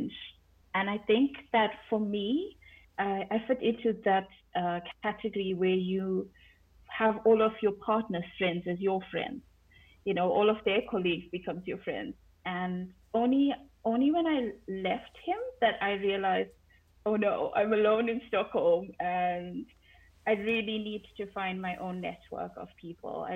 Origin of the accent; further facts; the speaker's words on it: South Africa; moved away as an adult; also born or lived in London; now in Sweden; I'm originally from South Africa, and moved to London not much longer after I finished school.